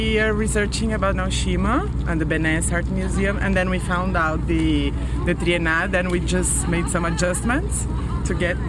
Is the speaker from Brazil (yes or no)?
yes; Brazil; I'm from Brazil.